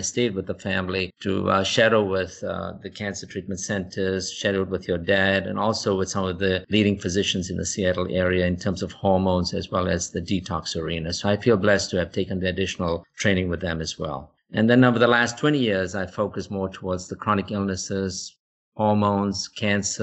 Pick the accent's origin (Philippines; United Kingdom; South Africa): South Africa; moved away as an adult; now in United States; back in South Africa, you know, we were dealing with illness of poverty